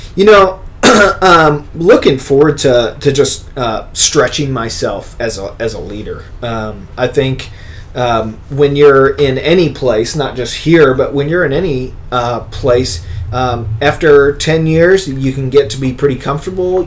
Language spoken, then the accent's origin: English; Bloomington, Illinois, United States; moved away; I'm from Bloomington, Normal area